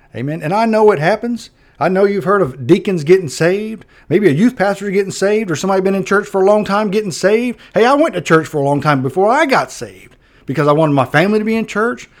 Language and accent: English; Perry, Florida, United States; I grew up in Perry